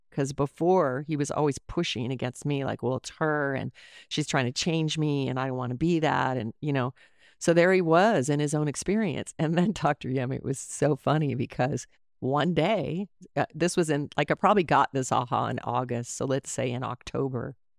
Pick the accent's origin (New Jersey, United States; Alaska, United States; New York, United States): Alaska, United States; Anchorage; also born or lived in Colorado; I was raised in Alaska. I was born in Colorado and moved to Alaska when I was eight.